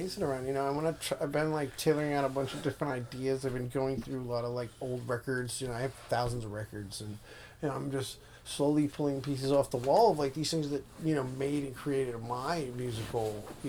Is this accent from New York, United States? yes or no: yes; New York, United States; moved away as an adult; also born or lived in Florida / Seattle; now in Los Angeles, United States; I was born in Florida, and I moved to New York when I was five or six. Okay. And I lived in Flushing ever since.